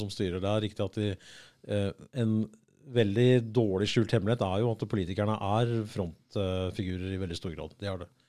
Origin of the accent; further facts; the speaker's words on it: United States; now in Norway; jeg vokste opp i USA